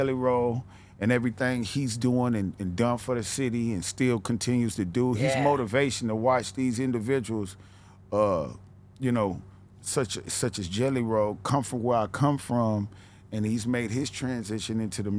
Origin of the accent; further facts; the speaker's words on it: the South, United States; Where I can't, even though I come from the South, I can't just put myself as a Southern artist because I'm almost like a mixture of the East, West, and the South.